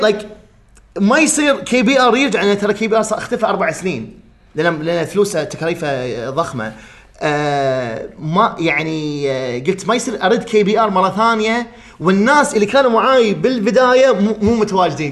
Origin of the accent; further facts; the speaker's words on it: Kuwait; عندنا بالكويت